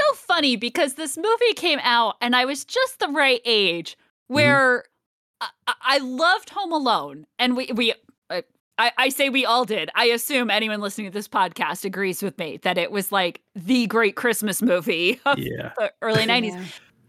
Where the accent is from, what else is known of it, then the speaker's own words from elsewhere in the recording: United States; because I grew up right outside New York and going into New York City on the train all the time.